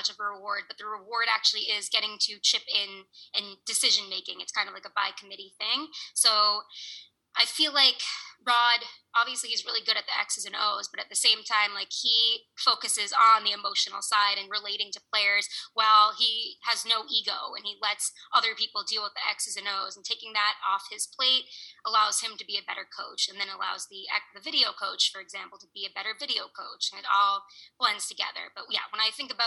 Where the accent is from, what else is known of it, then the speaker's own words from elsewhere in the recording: Boston, Massachusetts, United States; moved away as an adult; I grew up in Boston.